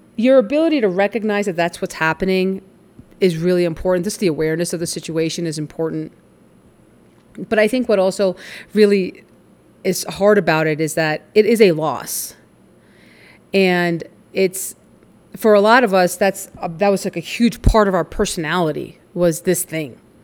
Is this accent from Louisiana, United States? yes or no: no; New York, United States; I grew up in New York